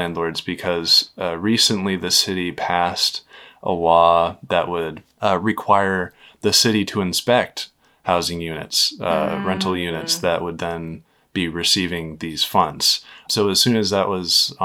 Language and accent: English; Maine, United States; moved away as an adult; also born or lived in Lewiston, Maine; now in Massachusetts, United States; my home state of Maine